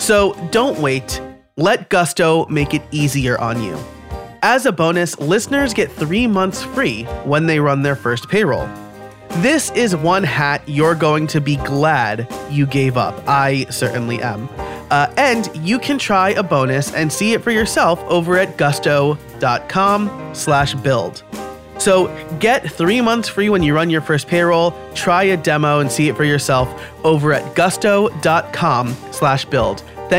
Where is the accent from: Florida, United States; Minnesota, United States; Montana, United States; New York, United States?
New York, United States; now in Pennsylvania, United States; as a New Yorker supplanted to Pennsylvania, the not paying my local taxes thing bit me a couple of times